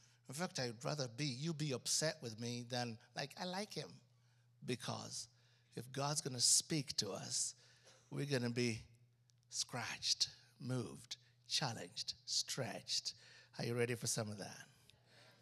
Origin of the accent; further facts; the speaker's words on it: Uganda; moved away; I grew up in Africa